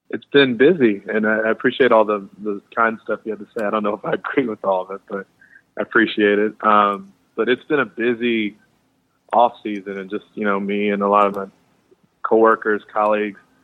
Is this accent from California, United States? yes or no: no; Chicago, Illinois, United States; I'm from Chicago